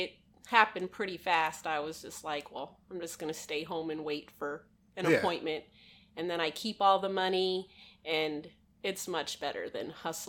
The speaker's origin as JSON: {"language": "English", "region": "Florida", "country": "United States", "said": "South Florida."}